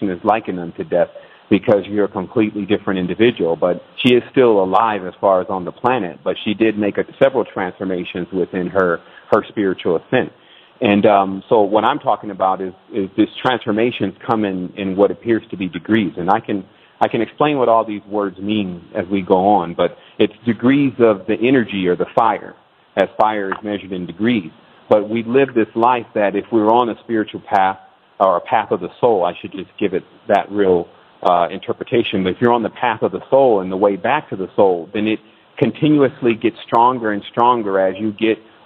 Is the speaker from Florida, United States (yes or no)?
no; Detroit, Michigan, United States; My mother was born and raised in Detroit. I was born in Detroit